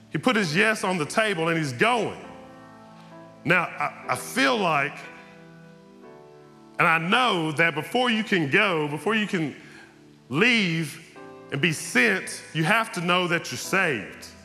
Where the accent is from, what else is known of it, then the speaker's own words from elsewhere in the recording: Texas, United States; I, I grew up in East Texas. I come to church every Sunday.